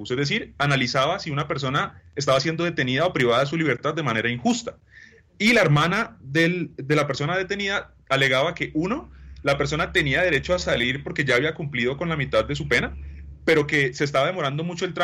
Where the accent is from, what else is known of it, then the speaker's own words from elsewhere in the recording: Colombia; pues nos queda extremadamente clara cuál debe ser la visión que tenemos como sociedad y como colombianos cuando analizamos la concepción de soluciones para solucionar el problema carcelario.